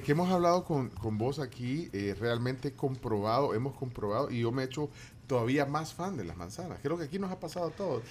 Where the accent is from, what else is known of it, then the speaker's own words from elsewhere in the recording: Guatemala; Nos molestamos así los chapines